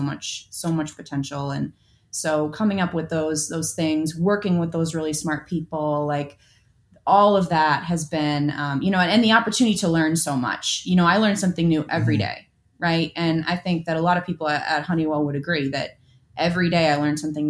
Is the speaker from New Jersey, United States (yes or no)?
no; Minneapolis, Minnesota, United States; moved away; I hail from Minneapolis.